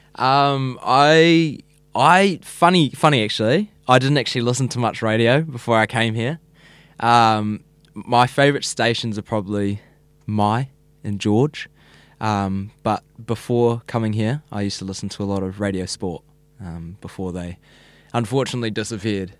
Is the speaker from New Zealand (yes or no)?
yes; Whenuapai, Auckland, New Zealand; I grew up in Whenaupai, so it's a little, little, what would you call it, a little town in Whenaupai. Um, and I've been there all eighteen years of my life, same house